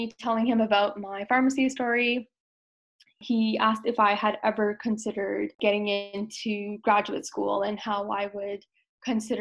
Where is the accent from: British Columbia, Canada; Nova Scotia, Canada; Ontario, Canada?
Ontario, Canada; Toronto; also born or lived in Brampton; I was born and raised in Toronto